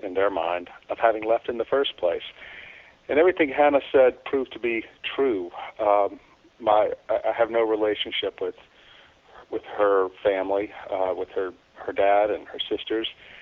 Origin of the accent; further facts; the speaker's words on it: South Louisiana, United States; moved away as an adult; my hometown in South Louisiana